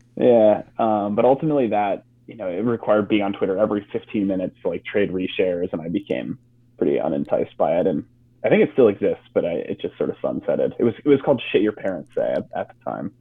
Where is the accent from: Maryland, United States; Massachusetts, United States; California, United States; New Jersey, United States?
Massachusetts, United States; outside of Boston; moved away; my parents are from Midwest, but we grew up on the East Coast outside of Boston